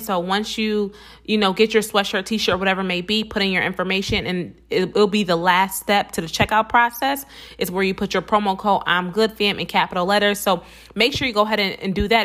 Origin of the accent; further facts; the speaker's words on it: Buffalo, New York, United States; I'm from Buffalo, New York, not New York City